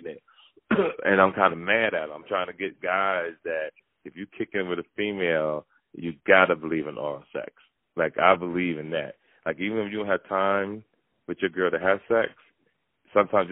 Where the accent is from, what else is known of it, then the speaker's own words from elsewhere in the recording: Jersey City, New Jersey, United States; I grew up in Jersey City.